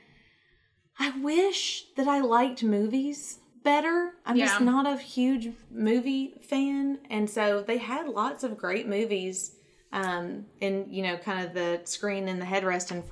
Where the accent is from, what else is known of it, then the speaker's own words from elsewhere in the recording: the South, United States; in the South, we do not have subways